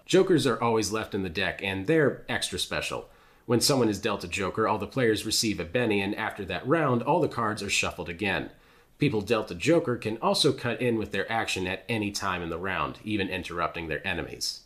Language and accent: English; United States; as an American